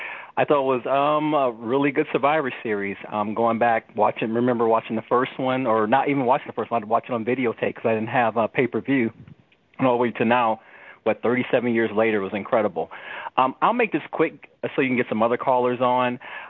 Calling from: Phoenix, Arizona, United States

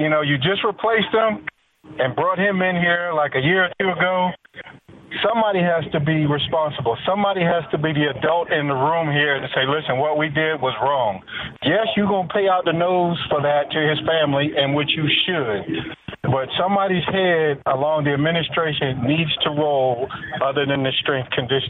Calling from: Maryland, United States; You asked for a Maryland caller, so I'm from Maryland, so here we go.

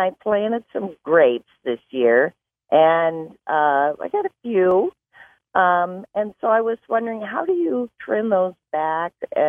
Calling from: Grand Rapids, Michigan, United States; I'm from Grand Rapids.

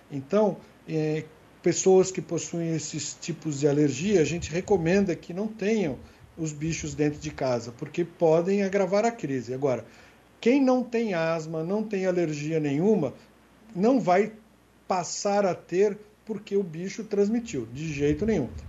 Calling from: Guarujá, São Paulo, Brazil; sou do Guarujá

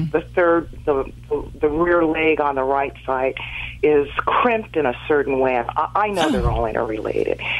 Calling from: Los Angeles, California, United States; Los Angeles.

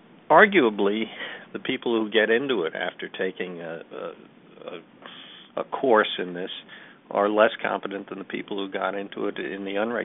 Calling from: New York, United States; I'm calling from New York

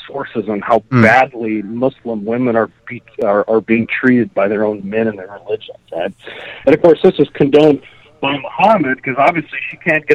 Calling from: Fairbanks, Alaska, United States; calling you from the great state of Alaska in the lovely city of Fairbanks

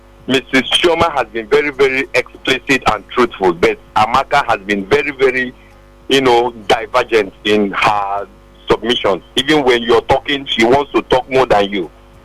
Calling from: Lagos, Nigeria; I'm calling from Ojo area in Lagos.

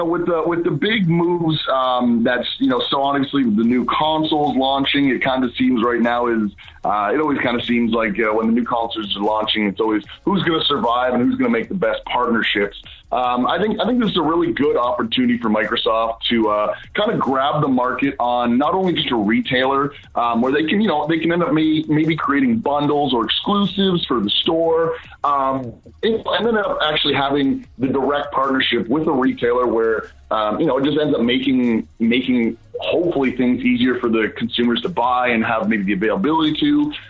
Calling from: Chatham, Ontario, Canada; I'm calling from Chatham, Ontario, Canada. You know, Canadian calling here.

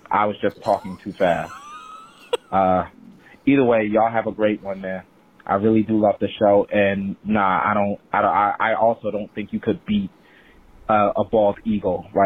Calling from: New Jersey, United States; Uh, hey guys, uh

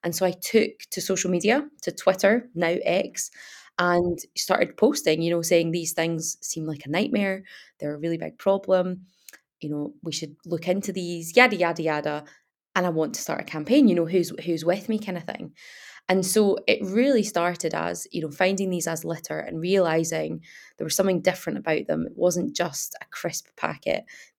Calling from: Glasgow, Scotland, United Kingdom; I'm based in Dundee, that's where I live, but I'm actually phoning from Glasgow today. So yeah, sunny Glasgow, which is not often the case.

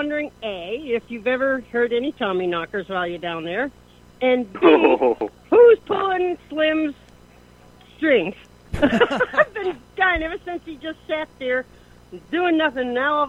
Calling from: Maine, United States

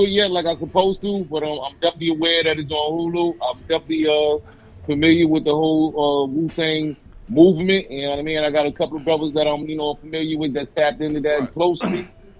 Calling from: New York City, New York, United States; I'm calling from Brooklyn, New York. Brooklyn's finest.

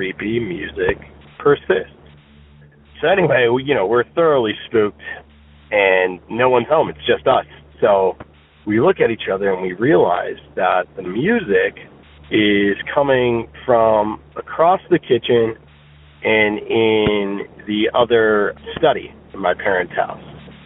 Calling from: Virginia, United States; also born or lived in New Jersey; I'm calling you from Virginia

